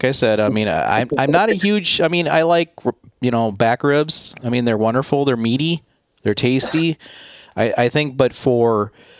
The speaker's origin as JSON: {"language": "English", "region": "Minnesota", "country": "United States", "tie": "born or raised there", "said": "I'm from Minnesota. Yep. I grew up here."}